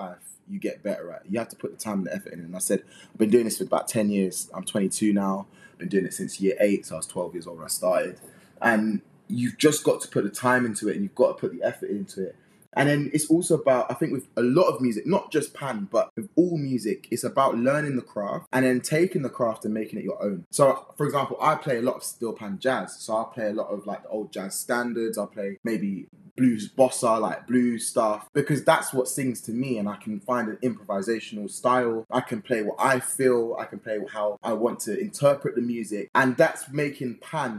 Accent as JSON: {"language": "English", "region": "London", "country": "United Kingdom", "said": "I'm from West London, Northwest London area"}